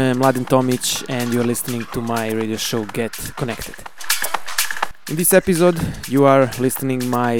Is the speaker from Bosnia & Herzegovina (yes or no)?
yes; Banja Luka, Republika Srpska, Bosnia & Herzegovina; my hometown Banja Luka.